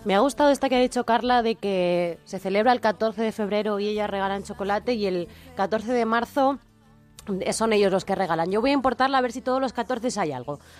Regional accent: Spain; los españoles somos así un poco festeros

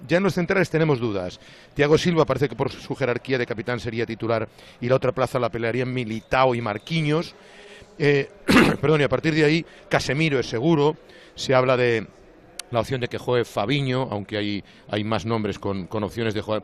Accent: Spain; somos españoles

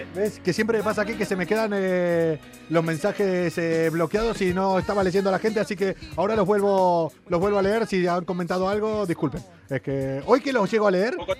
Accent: Argentina; now in Spain; los argentinos

